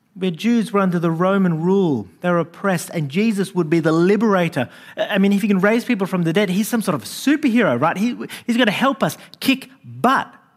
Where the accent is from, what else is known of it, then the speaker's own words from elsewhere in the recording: Sydney, New South Wales, Australia; I grew up in Western Sydney